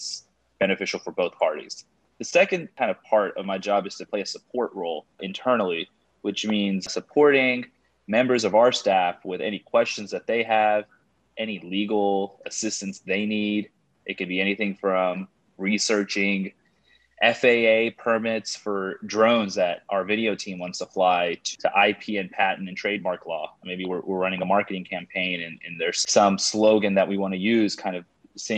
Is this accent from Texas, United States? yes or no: yes; Houston, Texas, United States; I was born and raised in Houston